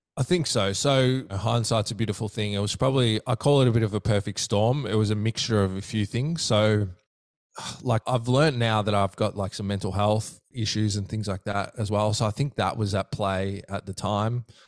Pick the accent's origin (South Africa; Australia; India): Australia; Melbourne, Victoria; I'm from the southeastern suburbs of, um, Melbourne